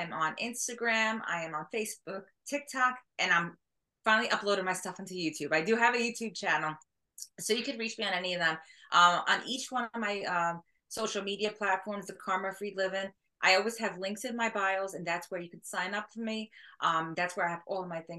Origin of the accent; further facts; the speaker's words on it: New York, United States; I'm from New York.